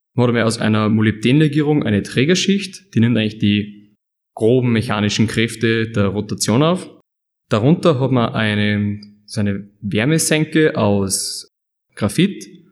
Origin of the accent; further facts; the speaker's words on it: Upper Austria, Austria; moved away as an adult; now in Leoben, Austria; Ich bin ursprünglich aus Oberösterreich